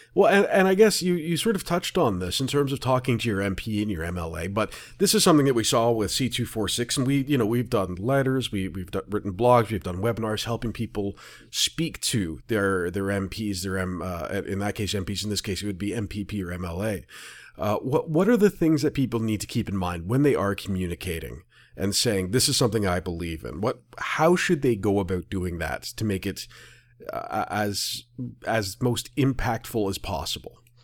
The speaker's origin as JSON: {"language": "English", "region": "Ontario", "country": "Canada", "said": "I'm from Ontario"}